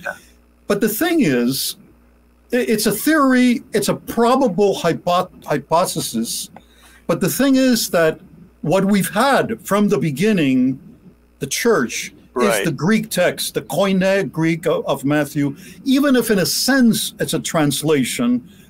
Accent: Cuba; moved away; especially when I came to this country from Cuba, I lived with them.

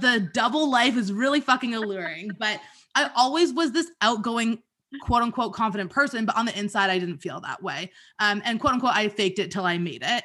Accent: Toronto, Ontario, Canada; I'm from Toronto

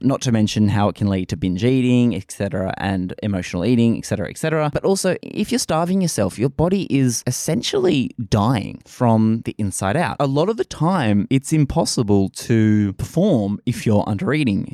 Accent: Australia; accent: bogan Australian; I am Australian

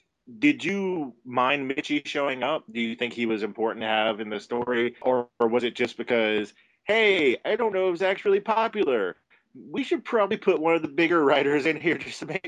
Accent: New York, United States; I'm from New York.

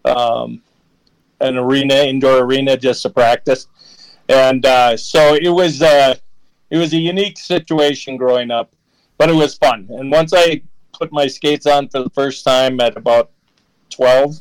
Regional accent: Alexandria, Minnesota, United States; I grew up in Alexandria, Minnesota, which is about 2 hours northwest of the Twin Cities

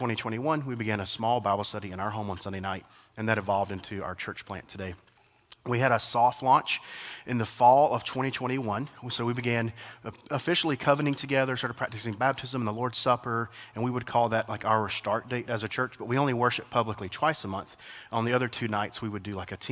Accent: Alabama, United States; now in Atlanta, United States; I am from Alabama

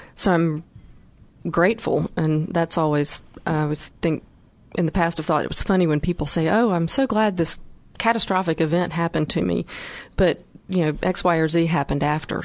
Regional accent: North Carolina, United States; my background and growing up in North Carolina

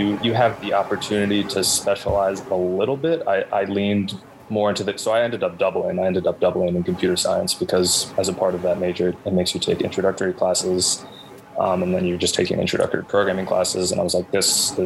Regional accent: Garden City, New York, United States; now in Brooklyn, United States; a listless teenager growing up in Garden City

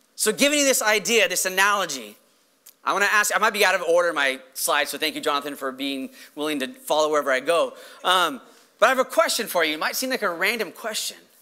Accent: Los Angeles, California, United States; I'm a Los Angeles

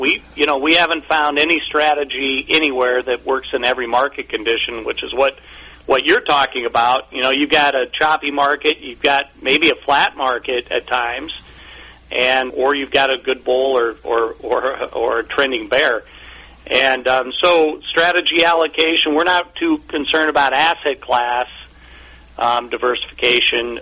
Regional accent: Omaha, Nebraska, United States; I grew up in Omaha, Nebraska

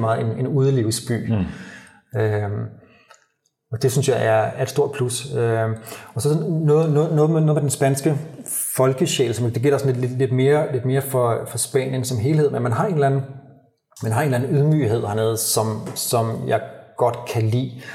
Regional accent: Copenhagen, Capital Region of Denmark, Denmark; moved away as an adult; now in Valencia, Spain; hjemme i København i, i november, december, i Danmark

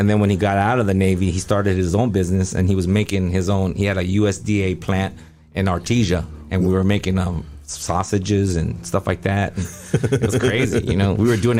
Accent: Taiwan; born there; Like, I was born in Taiwan. We were born all over the world.

